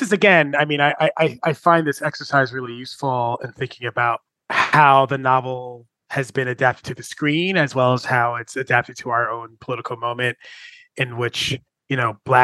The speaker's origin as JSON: {"language": "English", "region": "New York", "country": "United States", "said": "I'm from New York, so I think about the New York Post"}